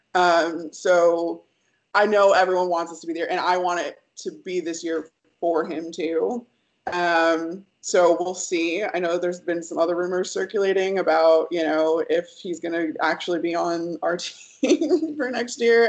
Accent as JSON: {"language": "English", "town": "Chicago", "region": "Illinois", "country": "United States", "tie": "born or raised there", "said": "I grew up in Chicago"}